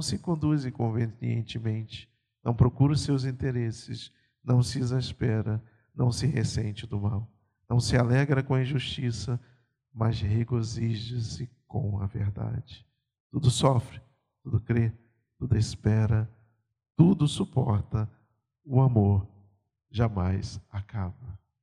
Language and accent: Portuguese; Pernambuco, Brazil; moved away; eu sou pernambucano